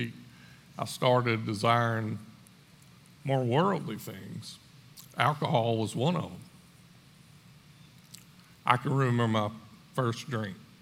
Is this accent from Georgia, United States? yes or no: yes; Screven County, Georgia, United States; I grew up in Scriven County